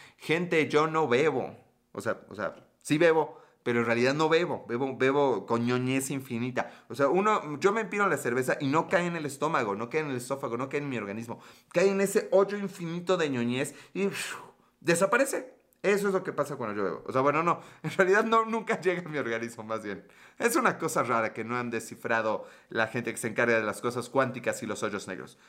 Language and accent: Spanish; Puebla, Mexico; Soy de Puebla, México